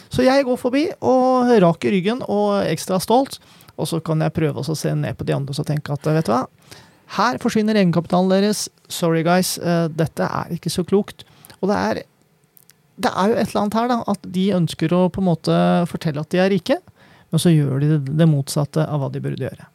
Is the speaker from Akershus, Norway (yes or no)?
yes; Kløfta, Akershus, Norway; now in Oslo, Norway; jeg kommer jo fra Kløfta. Der var det ikke så mye å bruke penger på, men vi hang jo på Romerikssenteret jeg var liten